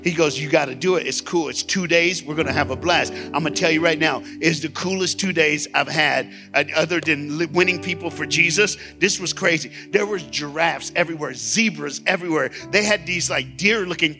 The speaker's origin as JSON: {"language": "English", "region": "Tennessee", "country": "United States", "said": "I'm from Tennessee"}